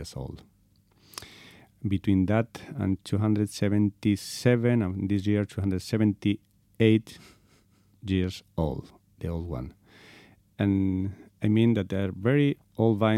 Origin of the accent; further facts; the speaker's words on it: Spain; English is a second language; also born or lived in Segovia, Spain; I'm from Spain. I'm living in a very small place in Segovia, is the province